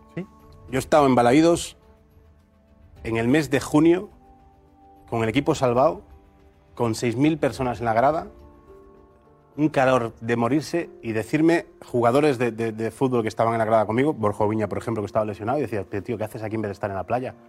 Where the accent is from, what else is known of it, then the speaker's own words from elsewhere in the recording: a village near Vigo, Galicia, Spain; yo no soy de Vigo, yo, yo nazco en un pueblo al lado de Vigo